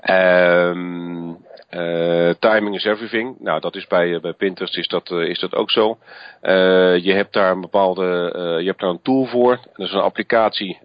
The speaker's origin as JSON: {"language": "Dutch", "country": "Netherlands", "said": "wij Nederlanders natuurlijk een, een andere cultuur hebben"}